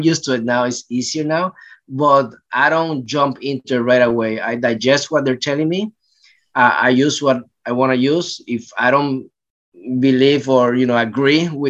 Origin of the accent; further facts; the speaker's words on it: Puerto Rico; moved away as an adult; also born or lived in New York; now in Los Angeles, United States; I grew up in Puerto Rico